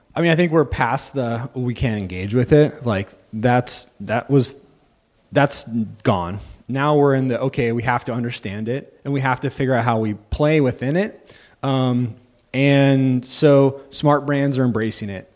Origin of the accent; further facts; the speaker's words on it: Santa Cruz, California, United States; also born or lived in Los Angeles / San Francisco; I'm actually originally from Santa Cruz